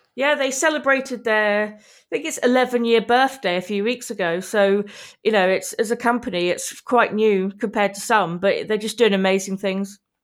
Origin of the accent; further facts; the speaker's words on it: Manchester, North West England, United Kingdom; I'm from Manchester in Eng-, England